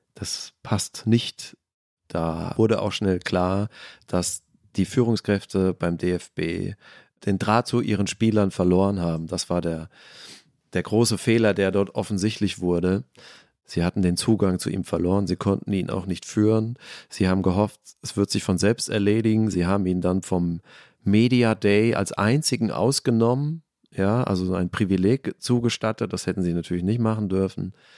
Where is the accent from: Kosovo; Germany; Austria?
Germany; unser schönes Land